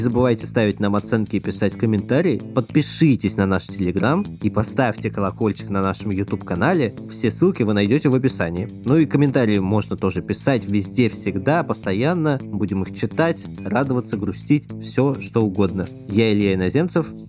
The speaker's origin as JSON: {"language": "Russian", "region": "Moscow", "country": "Russia", "tie": "born or raised there", "said": "дома, где я вырос в Москве"}